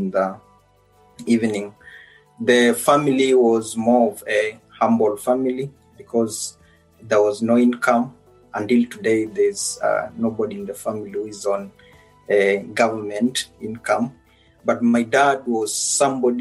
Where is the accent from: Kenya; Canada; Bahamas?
Kenya; Naya village, Butere sub-county, Kakamega County; moved away as an adult; now in Oxford, United Kingdom; born in Naya village, that is Butere sub-county, Kakamega County, and that is where I grew up until I was 18.